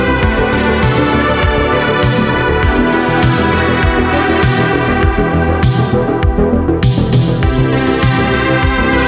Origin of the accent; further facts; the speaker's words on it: United States; moved away as an adult; also born or lived in New York; now in Los Angeles, United States; I'm in Los Angeles, and I'm originally from the East Coast. So I started as a Boston filmmaker